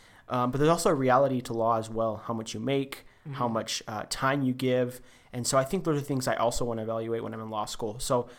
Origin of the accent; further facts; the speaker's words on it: Albuquerque, New Mexico, United States; moved away as an adult; also born or lived in Oaxaca, Mexico; now in Provo, United States; I'm from Albuquerque, New Mexico. I was raised there. I moved there when I was around 5-6 years old, and it was a really nice place to grow up.